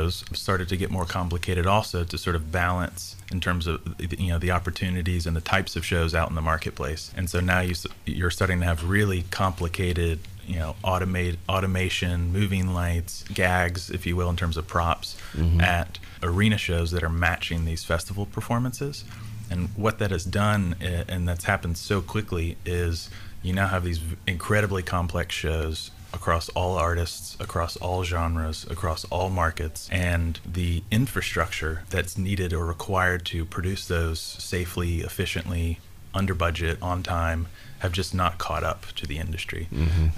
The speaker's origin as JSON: {"language": "English", "region": "Tennessee", "country": "United States", "tie": "born or raised there", "said": "I'm originally from Tennessee, was here through high school, moved away for college"}